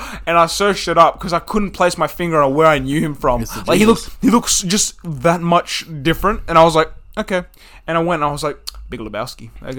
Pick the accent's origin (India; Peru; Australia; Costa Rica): Australia; Yeah. And we love you. We're Aussies.